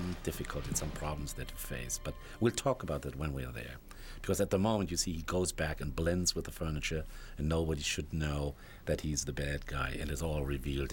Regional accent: Germany; moved away; I'm from Germany originally

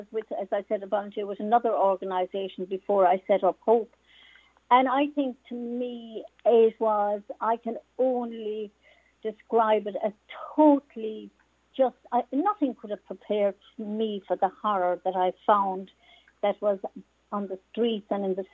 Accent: Mogeely, Munster, Ireland; I am from beautiful County Cork in the southernmost part of our beautiful country. I'm from East Cork

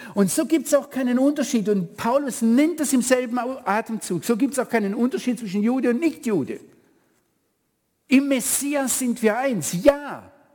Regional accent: Germany; now in Israel; wir uns Deutsche

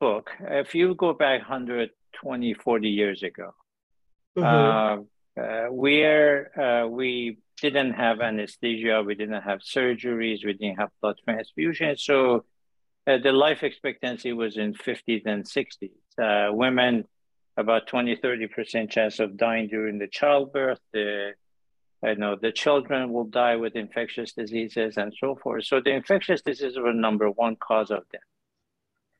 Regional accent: Chicago, Illinois, United States; moved away; also born or lived in Iran / Colorado / Cleveland; I was born in Iran, immigrated here with my family, raised in Chicago

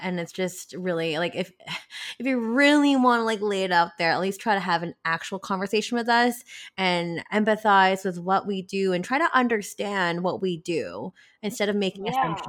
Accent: Philippines; because I'm Filipino and we love to sing.

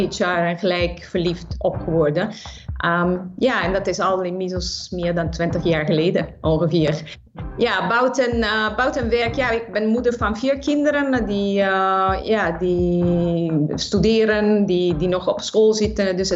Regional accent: Naples, Campania, Italy; Dutch is a second language; now in Netherlands; ik eh, ben geboren en getogen in de stad van Napels in Zuid-Italië. En ik ben 26 jaar geleden naar Nederland verhuisd.

